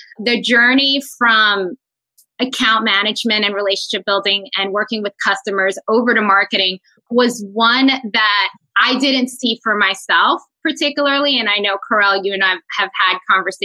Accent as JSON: {"language": "English", "region": "New York", "country": "United States", "tie": "born or raised there", "said": "I am very proud Dominicana, born and raised in New York City"}